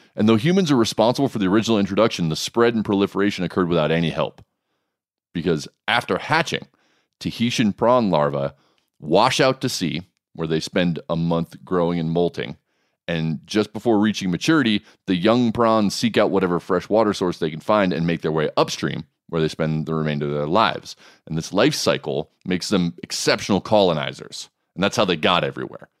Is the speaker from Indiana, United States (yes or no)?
no; Oahu, Hawaii, United States; I grew up on Oahu